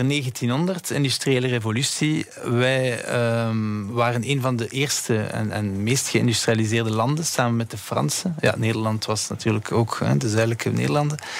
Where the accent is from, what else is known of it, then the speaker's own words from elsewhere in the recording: Belgium; we zijn Belgen